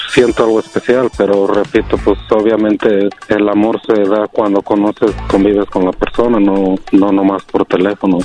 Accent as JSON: {"language": "Spanish", "region": "Guanajuato", "country": "Mexico", "moved": "yes", "lives_now": "United States", "said": "yo soy de Guanajuato"}